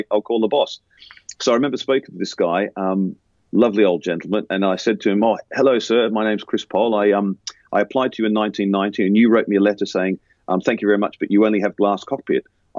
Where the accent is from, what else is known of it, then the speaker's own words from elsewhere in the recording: Australia; moved away as an adult; now in United Kingdom; But I remember I came from Australia to the UK in 1990, and I had to sit those exams again.